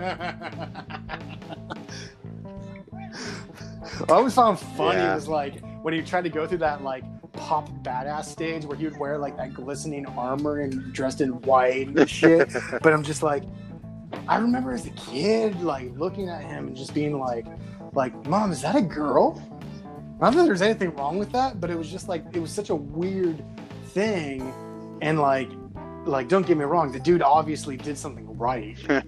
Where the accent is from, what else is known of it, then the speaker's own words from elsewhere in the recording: Puerto Rico; I am Puerto Rican